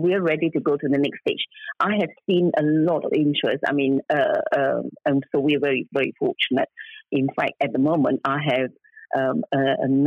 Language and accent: English; Singapore; now in United Kingdom; I come from Singapore